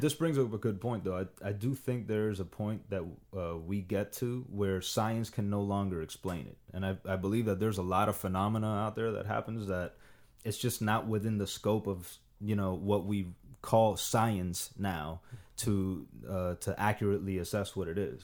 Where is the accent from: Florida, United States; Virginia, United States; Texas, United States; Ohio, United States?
Florida, United States; Miami; moved away as an adult; also born or lived in Dominican Republic; now in Los Angeles, United States; I grew up in Miami